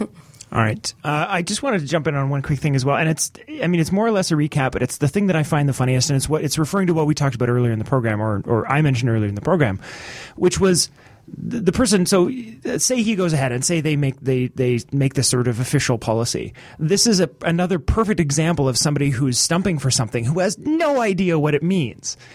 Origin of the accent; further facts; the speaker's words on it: Canada; mine as a Canadian's